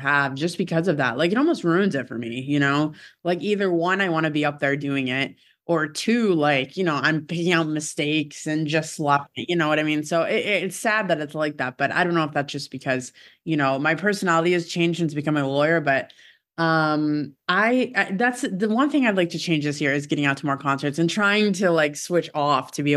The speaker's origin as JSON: {"language": "English", "town": "Syracuse", "region": "New York", "country": "United States", "tie": "born or raised there", "moved": "yes", "said": "my hometown, which is Syracuse"}